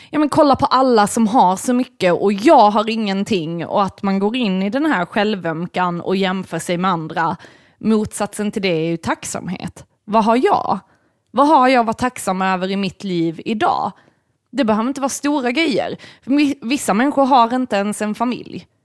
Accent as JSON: {"language": "Swedish", "country": "United States", "said": "jag är amerikan."}